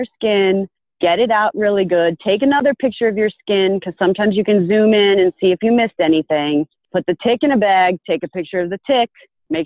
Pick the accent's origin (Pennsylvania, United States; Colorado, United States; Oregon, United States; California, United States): Pennsylvania, United States; I grew up in Pennsylvania